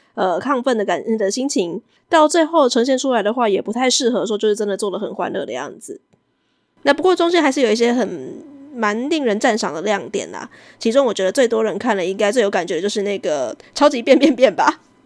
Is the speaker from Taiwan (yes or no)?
yes; Taiwan; 我们台湾人现在中秋节一定要吃烤肉